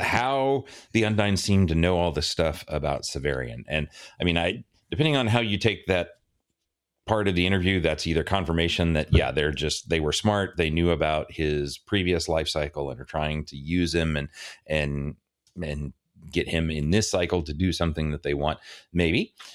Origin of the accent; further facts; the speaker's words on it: Dallas, Texas, United States; I grew up in Dallas